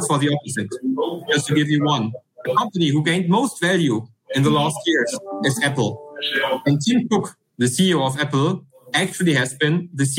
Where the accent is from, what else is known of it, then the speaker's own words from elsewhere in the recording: Germany; accent: German; English is a second language; as you can hear by my accent, I'm from Germany.